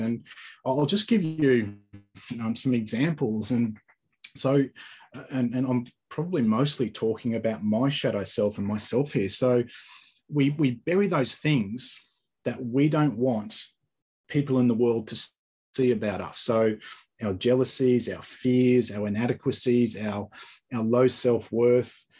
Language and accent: English; Australia; also born or lived in Sunshine Coast, Queensland; I talk a bit different to you. So um, I'm from Australia